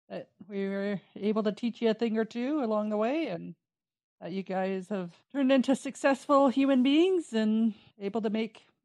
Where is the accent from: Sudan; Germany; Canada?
Canada; Peace Country; i'm from the Peace i can't leave and that's okay again, you can always come back and visit. You can always have those memories to share of growing up here in the peace.